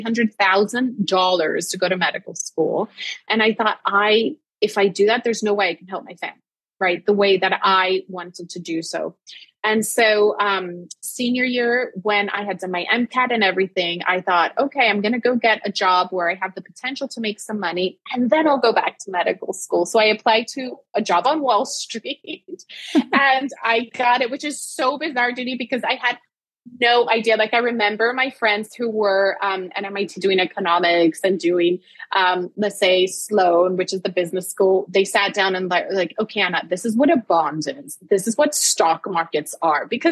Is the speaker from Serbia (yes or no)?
no; Puerto Rico; I was born and raised in Puerto Rico